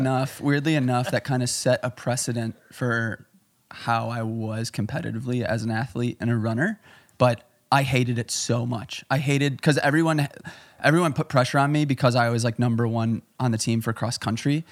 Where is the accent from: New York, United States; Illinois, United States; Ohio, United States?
Illinois, United States; Chicago; I'm from Chicago